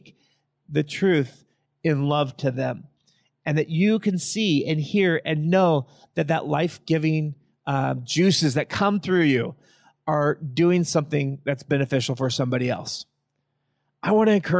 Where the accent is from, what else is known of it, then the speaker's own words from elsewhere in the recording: Yakima Valley, Washington, United States; I was raised in the Yakima Valley